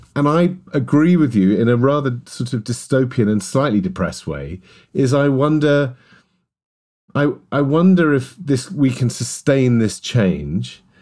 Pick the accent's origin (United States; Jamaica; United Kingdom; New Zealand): United Kingdom; London; as a kid growing up in West London, and my father was a, was a Welshman